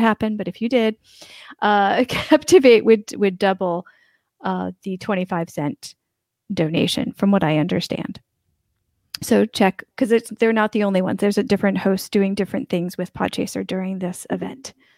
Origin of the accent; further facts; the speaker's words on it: United States; now in Albania; I'm an American, but I'm in Albania right now.